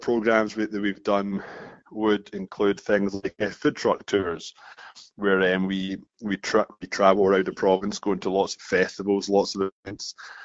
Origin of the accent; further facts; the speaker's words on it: Scotland, United Kingdom; moved away as an adult; now in Toronto, Canada; You probably notice I've got an accent here. I'm from Scotland.